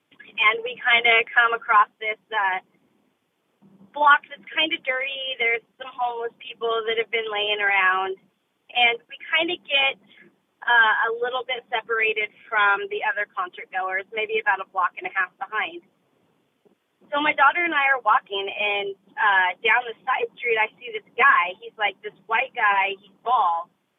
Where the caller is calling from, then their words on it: Oregon, United States; I'm from Oregon.